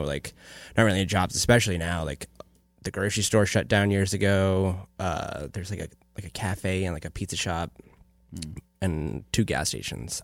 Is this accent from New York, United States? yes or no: yes; Afton, New York, United States; moved away; I'm originally from a tiny, no stoplight town in upstate New York